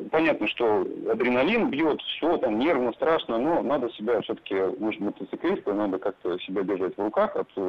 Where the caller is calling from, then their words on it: Moscow, Russia; Здравствуйте … я сам из Москвы.